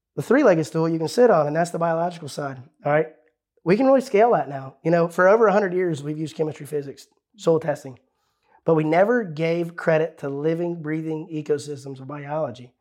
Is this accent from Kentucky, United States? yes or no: no; Ohio, United States; This is my home state I grew up in.